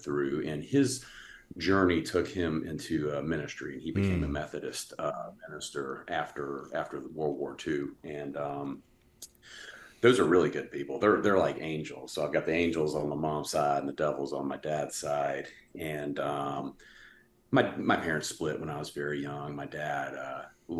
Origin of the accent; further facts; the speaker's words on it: Atlanta, Georgia, United States; I was born in Atlanta, Georgia. I come from a really old Southern family. I actually lived in the old plantation house